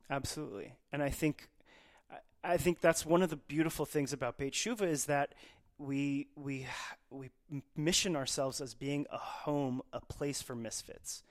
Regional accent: Dallas, Texas, United States; as a Persian kid growing up in Dallas, Texas

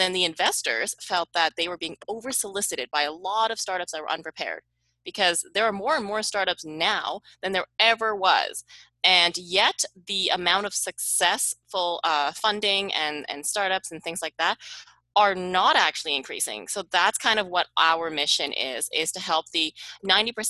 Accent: Canada; moved away as an adult; also born or lived in Silicon Valley; I am from Canada, and I moved to Silicon Valley

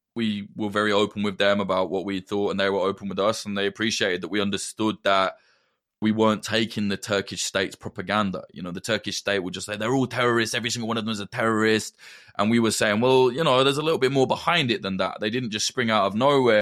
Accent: Northamptonshire, East Midlands, United Kingdom; accent: Midlands; I'm from the North Ants.

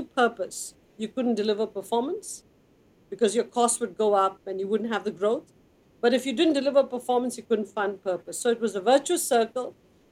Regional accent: Chennai, Tamil Nadu, India; moved away; I grew up in Madras in India, which is water distressed.

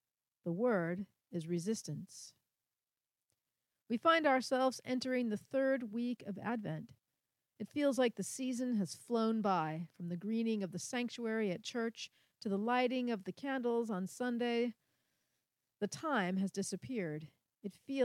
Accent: San Francisco Bay Area, California, United States; I grew up in the San Francisco Bay Area and currently live in the city of Oakland

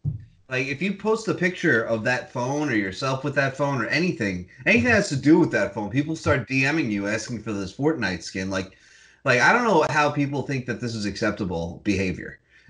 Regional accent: United States; as an American

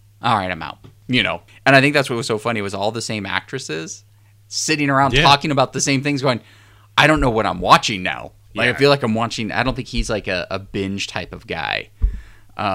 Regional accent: New Orleans, Louisiana, United States; I'm from New Orleans.

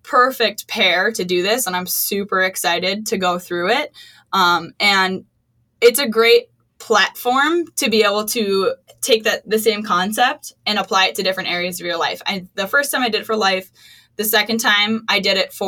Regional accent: Wisconsin, United States; now in Minnesota, United States; I grew up in Wisconsin. I knew what I was getting into moving to Minnesota.

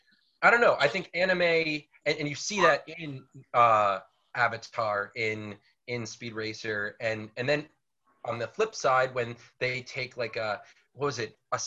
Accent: United States

